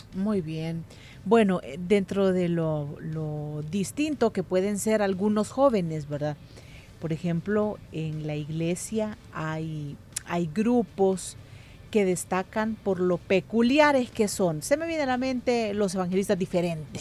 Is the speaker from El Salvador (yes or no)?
yes; El Salvador; lo inmediatistas que somos como cultura salvadoreña